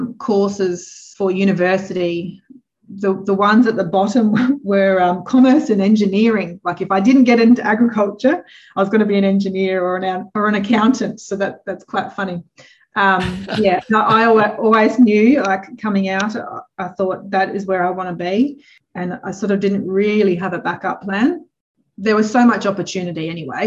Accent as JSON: {"language": "English", "town": "Whyalla", "region": "South Australia", "country": "Australia", "also_born_or_lived": "Adelaide", "said": "where are you from? And I say Whyalla"}